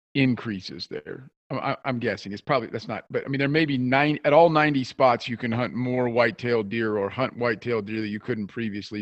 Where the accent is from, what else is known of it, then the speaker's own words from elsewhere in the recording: South Central Kansas, United States; I grew up in South Central Kansas